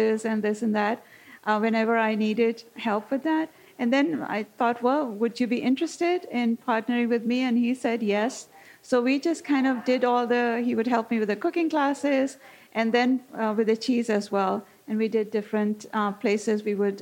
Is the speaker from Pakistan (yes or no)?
yes; Pakistan; also born or lived in North Africa / England / Mount Horeb, Wisconsin; now in Wisconsin, United States; I'm originally from Pakistan, grew up there, and then kind of moved around the world